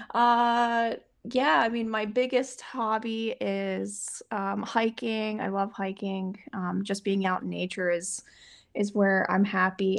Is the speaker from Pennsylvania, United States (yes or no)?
yes; Pittsburgh, Pennsylvania, United States; moved away as an adult; now in Stamford, United States; I'm actually from Pittsburgh, Pennsylvania.